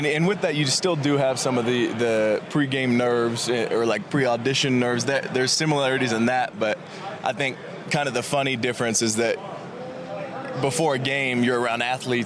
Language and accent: English; Sacramento, California, United States; born or raised there; also born or lived in San Diego